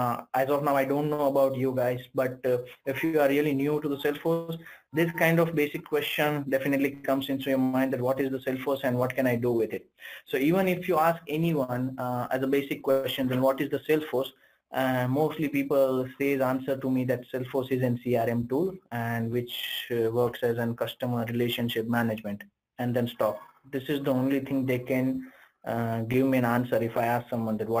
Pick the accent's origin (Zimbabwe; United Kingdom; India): India; I'm from India